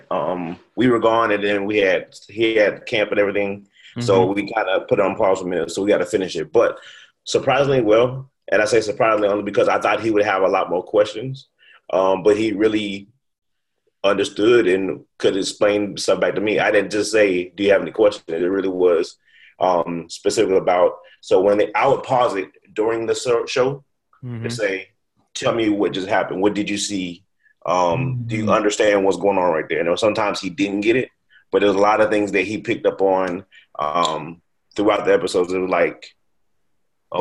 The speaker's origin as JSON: {"language": "English", "town": "Cincinnati", "region": "Ohio", "country": "United States", "tie": "born or raised there", "said": "I grew up in Cincinnati"}